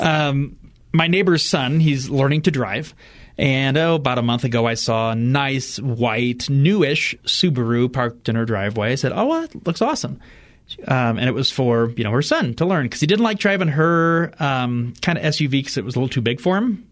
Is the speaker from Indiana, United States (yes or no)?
yes; Fort Wayne, Indiana, United States; moved away; my hometown of Fort Wayne, Indiana